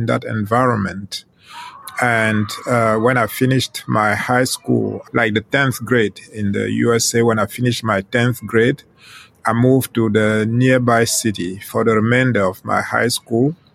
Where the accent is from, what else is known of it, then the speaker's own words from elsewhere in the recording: Western Cameroon, Cameroon; first language Ghomala'; English is a second language; now in southern France; I was born in Western Cameroon in a rural area where my parents lived